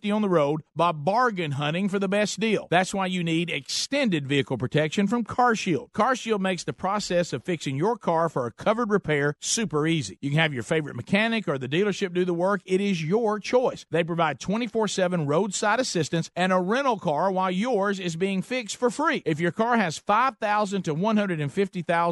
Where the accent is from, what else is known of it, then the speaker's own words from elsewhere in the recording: the South, United States; I'm a Southerner